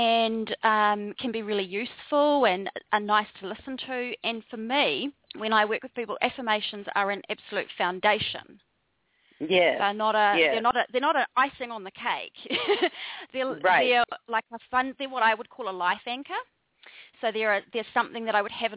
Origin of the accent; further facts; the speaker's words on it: New Zealand; moved away as an adult; also born or lived in Wellington, New Zealand; now in Bali, Indonesia; So I'm a Kiwi, which is a New Zealander. So I'm from down under. And I grew up in a very small farming community for the first 17 years of my life.